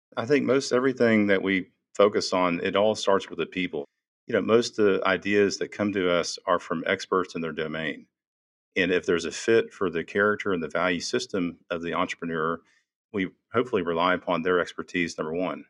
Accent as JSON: {"language": "English", "town": "Houston", "region": "Texas", "country": "United States", "tie": "born or raised there", "said": "I was born and raised in Houston"}